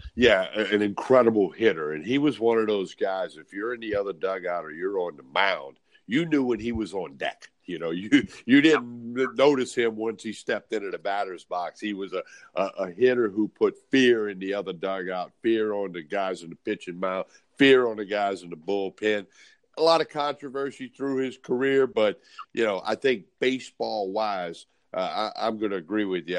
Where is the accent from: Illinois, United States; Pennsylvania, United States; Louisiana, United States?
Louisiana, United States; Chalmette; we're both from Chalmette, Louisiana